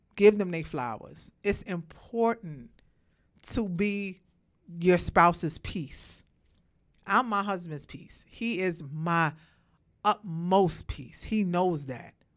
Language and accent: English; Brooklyn, New York, United States; moved away as an adult; now in Georgia, United States; born and raised in Brooklyn